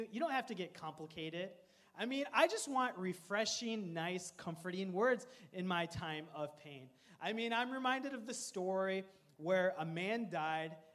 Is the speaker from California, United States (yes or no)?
no; Coon Rapids, Minnesota, United States; I grew up in Coon Rapids, Minnesota